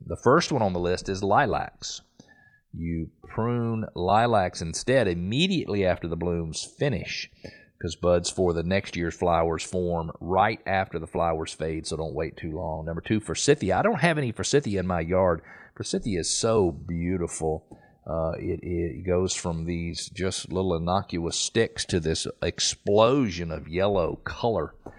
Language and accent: English; Atlanta, Georgia, United States; I grew up in Atlanta